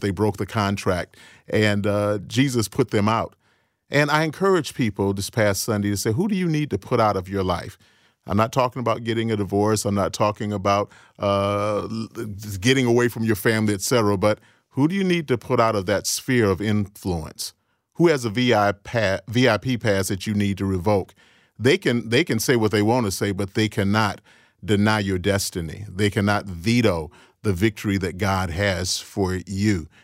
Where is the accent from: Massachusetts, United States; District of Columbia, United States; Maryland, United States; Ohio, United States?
Ohio, United States; Cleveland; also born or lived in Chicago, Illinois; I was born in Chicago, but I grew up in Cleveland